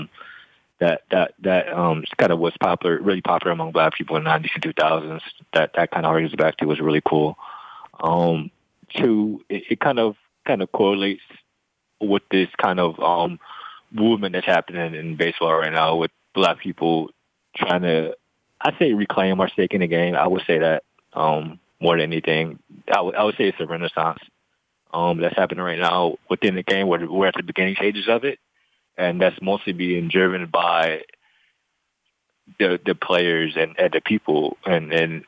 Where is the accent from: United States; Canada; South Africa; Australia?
United States; Northeast Ohio; also born or lived in Cleveland, Ohio / Youngstown, Ohio; born and raised in Northeast Ohio my entire life, specifically Cleveland and Youngstown, Ohio